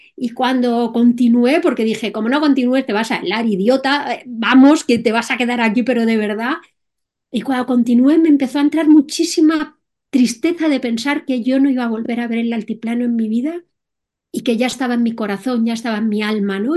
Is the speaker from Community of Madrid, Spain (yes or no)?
yes; Madrid, Community of Madrid, Spain; soy española, eh, más concretamente de Madrid